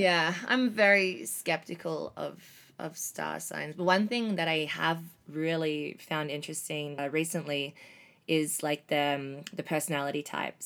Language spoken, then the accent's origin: English; Melbourne, Victoria, Australia; moved away; I'm from Melbourne, Australia